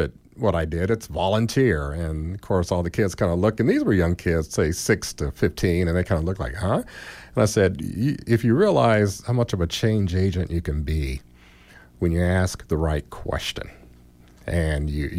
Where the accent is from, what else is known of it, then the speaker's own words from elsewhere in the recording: Gary, Indiana, United States; moved away; I went up to my hometown of Gary, and if, as you know, we're overly populated with Gary, Indiana people.